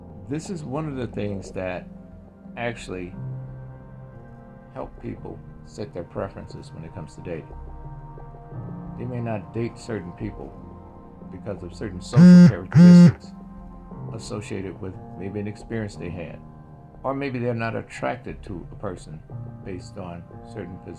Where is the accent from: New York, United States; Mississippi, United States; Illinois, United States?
Mississippi, United States; moved away; also born or lived in Inland Empire, California; I grew up in Mississippi during the 1960s, 70s